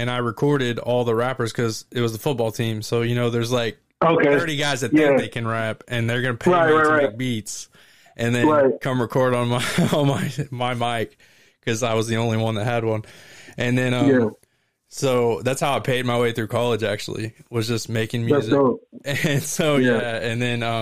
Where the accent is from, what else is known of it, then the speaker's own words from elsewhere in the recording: Oklahoma, United States; I am from Oklahoma